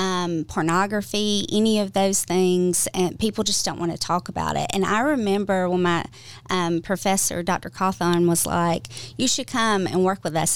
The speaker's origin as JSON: {"language": "English", "region": "Georgia", "country": "United States", "said": "I'm originally from Georgia"}